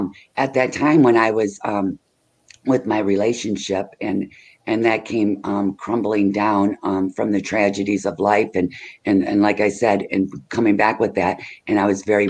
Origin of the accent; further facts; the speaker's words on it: Michigan, United States; I'm from Michigan